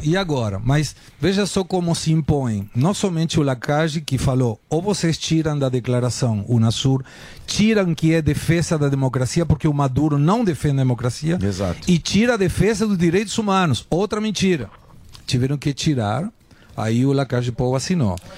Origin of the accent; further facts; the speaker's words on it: Argentina; now in Brazil; eu sou argentino